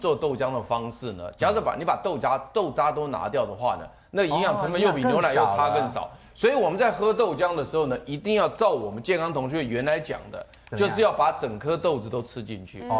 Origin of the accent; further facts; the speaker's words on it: Taiwan; 他的吃法是有点像我们台湾人吃稀饭的